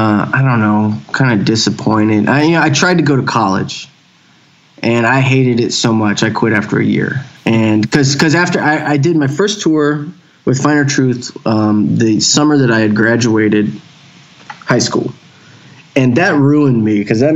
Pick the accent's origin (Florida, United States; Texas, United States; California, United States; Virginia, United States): Texas, United States; Houston; Yeah, born in Houston, raised in Houston. I've lived a few other places now, but most of my life was in Houston.